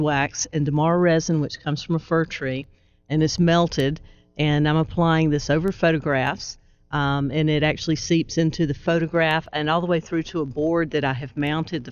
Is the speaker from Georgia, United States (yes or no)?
yes; Gainesville, Georgia, United States; moved away; I grew up in Gainesville and recently moved back